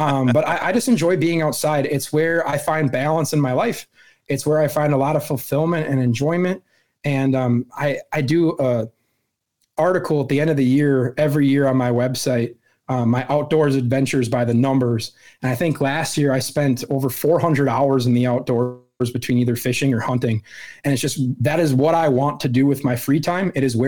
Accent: Wisconsin, United States; So I born and raised in Wisconsin, lived here my whole life, over three decades.

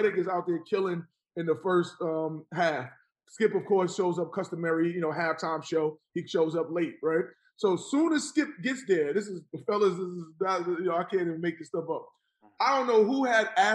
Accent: New York City, New York, United States; I grew up in Jamaica, Queens

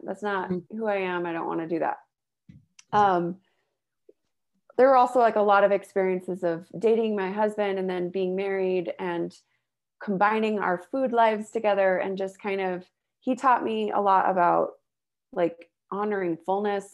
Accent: the Bay Area, California, United States; also born or lived in Utah; now in Salt Lake City, United States; I grew up in California, the Bay Area

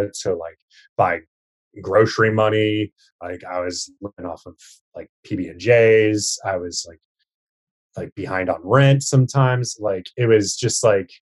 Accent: Lincoln, Nebraska, United States; moved away as an adult; also born or lived in San Francisco; now in New York, United States; Spent some time there in my hometown in Nebraska

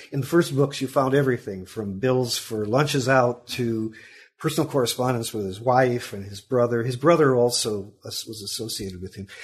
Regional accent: Sacramento, California, United States; moved away as an adult; also born or lived in Chicago / Orangevale, California; now in Milwaukee, United States; my family moved to Sacramento, California, about 1952, where my father was working for the defense industry, and so I grew up there.

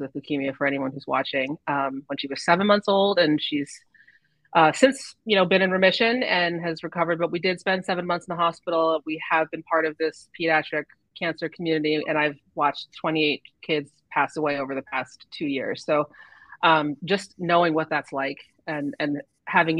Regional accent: Andover, Massachusetts, United States; also born or lived in Methuen; I'm from Merrimack Valley, grew up in Andover

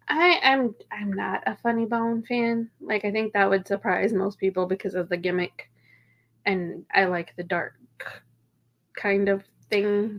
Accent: Kilmarnock, Virginia, United States; also born or lived in Irvington, Virginia / White Stone, Virginia; I'm from Virginia

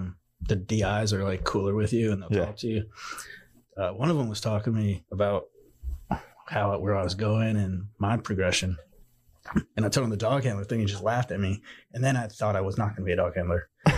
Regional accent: Naples, Florida, United States; I grew up in Naples.

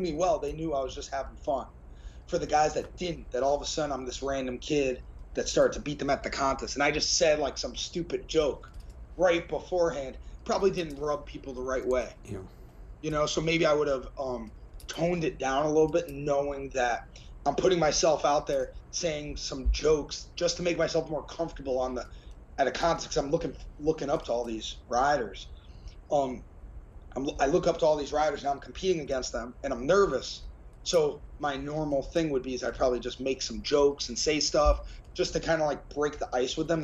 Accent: United States; us American guys

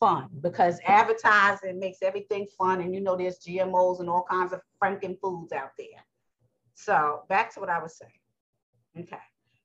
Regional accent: New York, United States; I'm from New York

